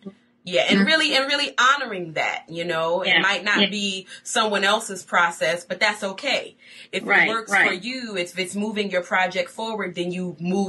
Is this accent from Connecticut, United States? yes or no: no; Buffalo, New York, United States; Buffalo, New York, my hometown.